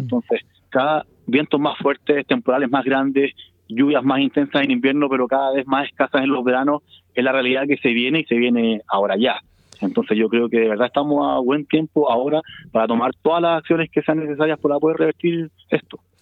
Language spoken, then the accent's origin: Spanish; Chile; somos chilenos